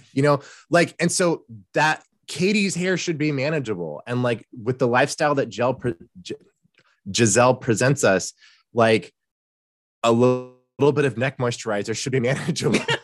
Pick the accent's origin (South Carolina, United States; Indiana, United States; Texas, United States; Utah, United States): Texas, United States; Houston; I grew up in Houston